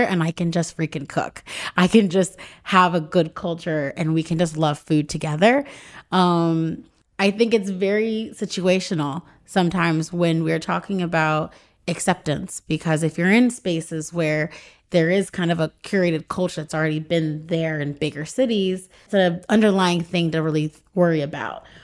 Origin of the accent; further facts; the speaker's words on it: Raleigh, North Carolina, United States; now in Los Angeles, United States; I moved to Los Angeles. I'm from Raleigh, North Carolina